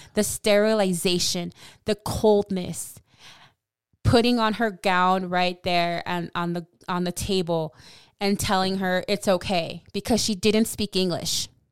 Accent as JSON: {"language": "English", "region": "California", "country": "United States", "said": "I'm from California"}